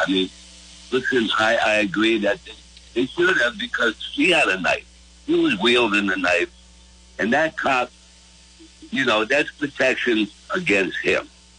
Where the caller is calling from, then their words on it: Wiscasset, Maine, United States; I'm from Wincasset.